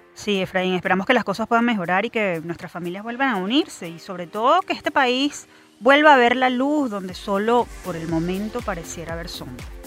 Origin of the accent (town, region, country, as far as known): Venezuela